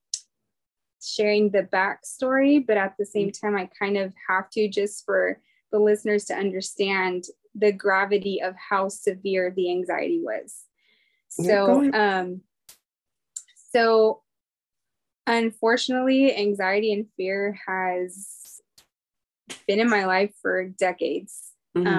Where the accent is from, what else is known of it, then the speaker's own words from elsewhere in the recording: Fresno, California, United States; moved away as an adult; now in Southern California, United States; I am from Fresno, California. Originally, I was born and raised Cali girl all my life. So I'm in SoCal now, about 6 hours away from where I grew up.